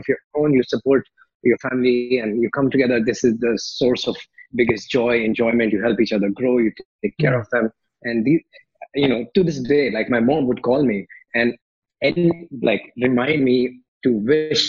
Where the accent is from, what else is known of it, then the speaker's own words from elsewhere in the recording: India; moved away as an adult; also born or lived in Philippines / Malaysia; now in Paris, France; I grew up in India, like, you know, middle class family in India